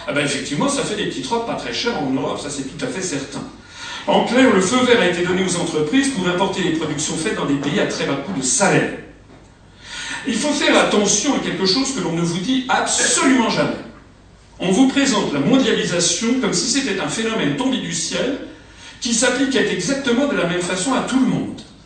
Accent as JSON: {"language": "French", "country": "France", "said": "je suis français"}